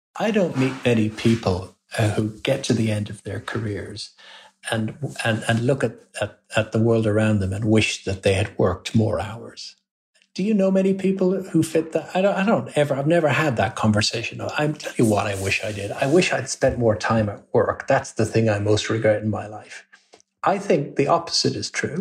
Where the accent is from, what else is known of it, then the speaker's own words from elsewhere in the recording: Ireland; moved away as an adult; also born or lived in London / Birmingham; I was born in London, but then we you know grew up and was educated in Ireland